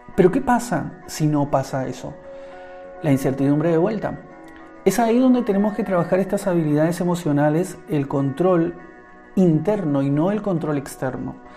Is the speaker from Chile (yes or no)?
no; Argentina; en mi país, en Argentina donde vivo